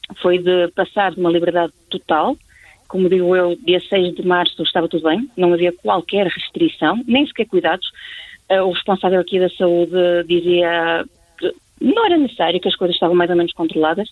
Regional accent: Portugal; now in Spain; por eu ser portuguesa, que sou portuguesa

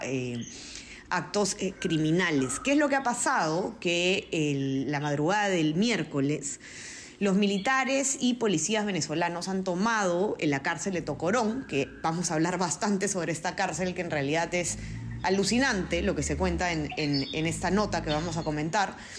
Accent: Peru; quienes nos escuchan probablemente somos la mayoría de Perú.

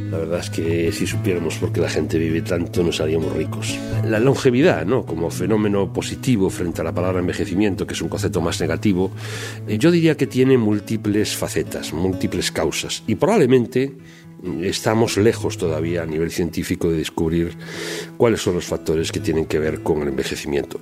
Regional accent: Spain; como bueno españoles

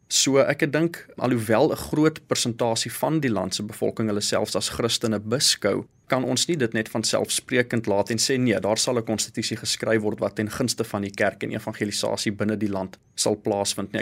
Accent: South Africa; vir ons dan as Suid-Afrikaners

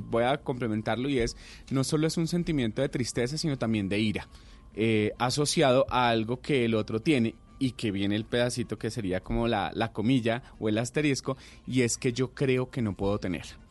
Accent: Colombia; como colombianos

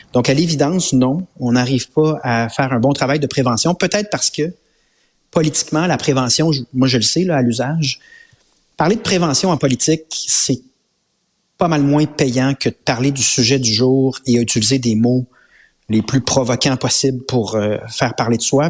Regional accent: Quebec, Canada; On est québécois

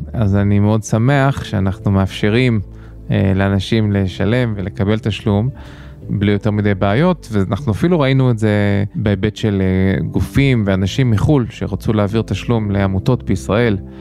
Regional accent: United States; now in Israel; אני גדלתי בארצות הברית אז אה, נוח לי באנגלית

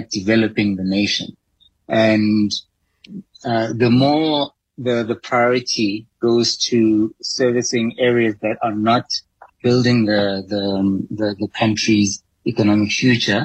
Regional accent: South Africa; as a South African economy

